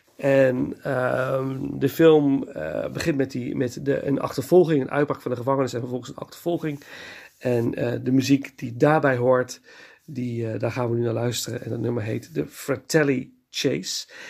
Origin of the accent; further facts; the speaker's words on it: Nijmegen, Gelderland, Netherlands; moved away; in een van de bioscopen in Nijmegen, waar ik ben geboren